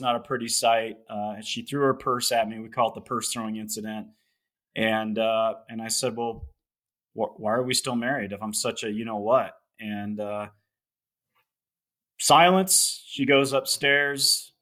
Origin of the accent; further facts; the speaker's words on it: Loveland, Colorado, United States; I'm in Colorado. I grew up in Loveland, Colorado.